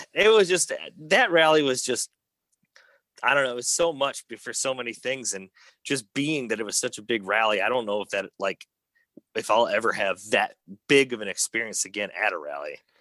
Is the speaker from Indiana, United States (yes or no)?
yes; Schererville, Indiana, United States; I grew up in Northwest Indiana